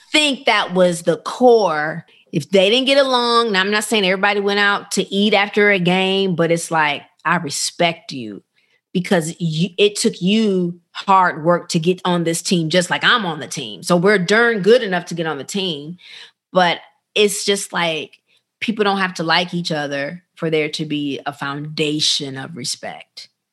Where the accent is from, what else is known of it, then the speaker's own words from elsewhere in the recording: Rockford, Illinois, United States; I grew up in a small town called Rockford, Illinois